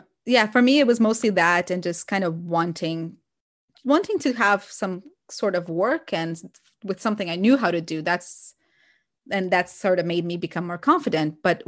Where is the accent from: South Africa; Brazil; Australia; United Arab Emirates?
Brazil; English is a second language; I always like wanted to be a teacher, but growing up in Brazil, teachers are not, the teaching profession is not that well respected